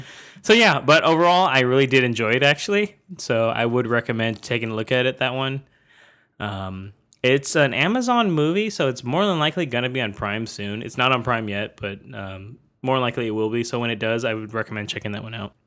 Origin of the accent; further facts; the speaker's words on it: Bay Area, California, United States; I've grown up around the area